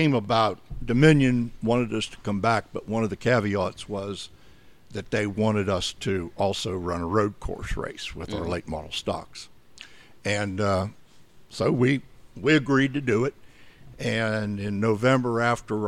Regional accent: Western Pennsylvania, United States; moved away as an adult; now in North Carolina, United States; Originally, I'm from Western Pennsylvania

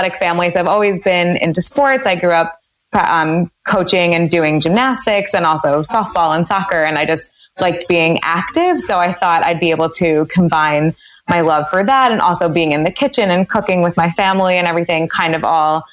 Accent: Westchester, New York, United States; also born or lived in Maryland; I grew up in Westchester, New York

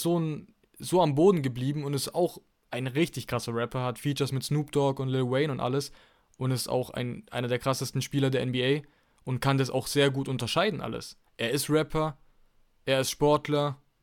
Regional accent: Germany; bei uns in Deutschland

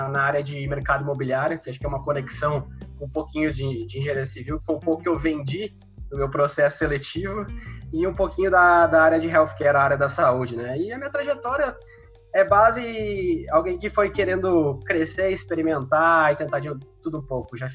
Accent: Sobradinho, Rio Grande do Sul, Brazil; born there; tenho atualmente os 24 anos. Eu sou nascido em, em Sobradinho, no região centro-serra aí do estado do Rio Grande do Sul, cidadezinha de 15 mil habitantes, né?

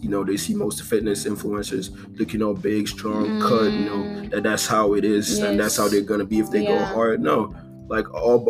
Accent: Nigeria; I'm from Nigeria. I'm Igbo

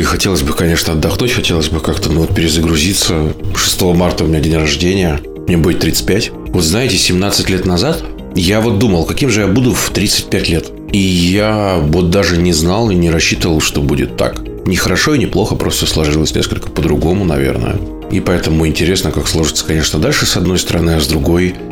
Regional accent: Novokuznetsk, Kemerovo Oblast, Russia; я сам из Новокузнецкой

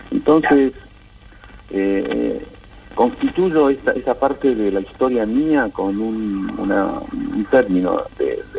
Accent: La Plata, Buenos Aires Province, Argentina; born there; also born or lived in Peru; yo nací en La Plata, en hospital, en el Hospital San Martín de La Plata. Mis abuelos son de la, de la zona de 53 y 22, en la ciudad de La Plata eh, nací allá y, bueno, y volvía como argentino a estudiar en la universidad pública.

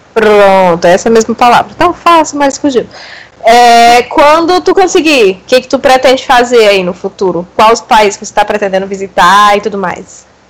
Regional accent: Brazil; Eu nunca saí do Brasil

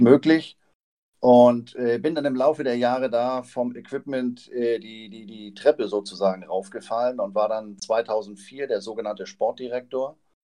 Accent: Flensburg, Schleswig-Holstein, Germany; now in Hamburg, Germany; gebürtiger Flensburger, lebe in Hamburg

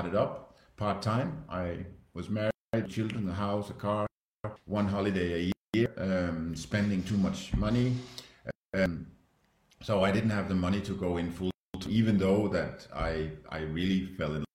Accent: Denmark; now in Switzerland; I'm Danish, live in Switzerland

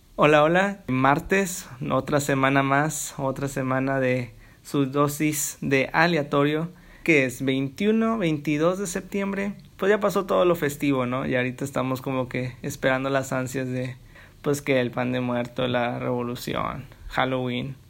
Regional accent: Matamoros, Tamaulipas, Mexico; soy de Tamaulipas, de Matamoros

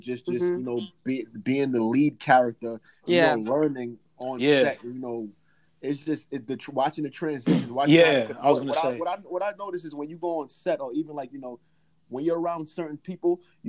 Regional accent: New York City, New York, United States; when I grew up in Brooklyn, it was tough.

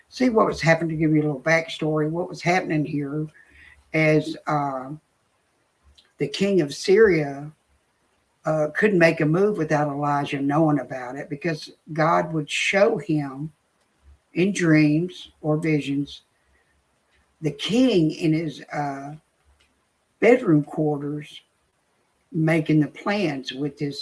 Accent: the South, United States; I'm from the South, so I say y'all

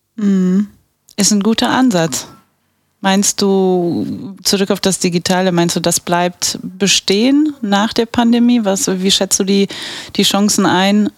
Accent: Bavaria, Germany; now in Aachen, Germany; ich bin gebürtige Bayerin, wie man unschwer erkennen kann, und halb Polin, halb Araberin

